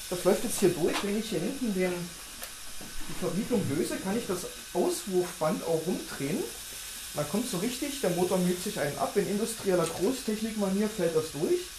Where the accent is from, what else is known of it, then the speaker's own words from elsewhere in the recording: Lusatia, Germany; Also ich bin ja Ossi, komme aus der Lausitz. Da gibt es so Tagebau zum Beispiel. Da buddelt man dann ganze Dörfer weg.